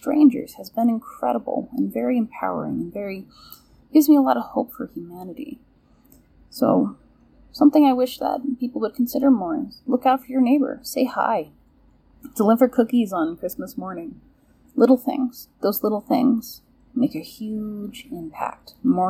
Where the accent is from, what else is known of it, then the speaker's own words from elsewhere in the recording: Long Island, New York, United States; now in Montana, United States; I grew up on Long Island, New York, and growing up, I never really knew my neighbors.